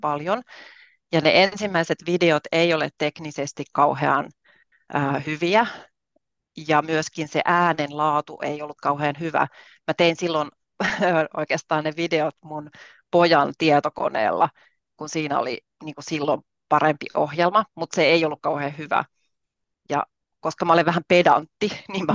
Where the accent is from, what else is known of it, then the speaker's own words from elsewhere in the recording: Southern Finland, Finland; moved away as an adult; now in Rovaniemi, Finland; mä olen kotoisin Etelä-Suomesta